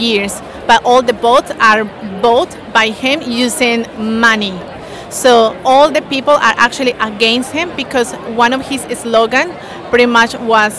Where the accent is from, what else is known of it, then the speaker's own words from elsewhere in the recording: Colombia; now in Brisbane, Australia; I'm original from Colombia, now living in Australia